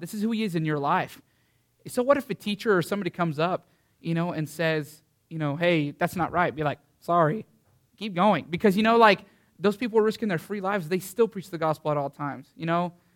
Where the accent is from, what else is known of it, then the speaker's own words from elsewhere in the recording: Canyon, Texas, United States; I'm from Canyon, Texas